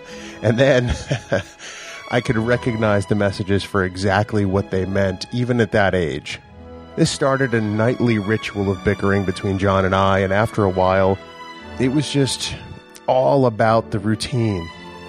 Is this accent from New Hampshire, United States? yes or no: yes; Merrimack, New Hampshire, United States; I'm from Merrimack, New Hampshire, and I'm the producer and co-host of Trek Geeks.